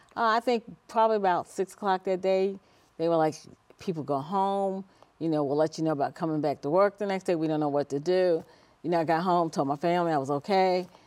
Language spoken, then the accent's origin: English; Washington, District of Columbia, United States; also born or lived in Heidelberg, Germany; grew up in the Washington, D C area, uh, went to school there, graduated from high school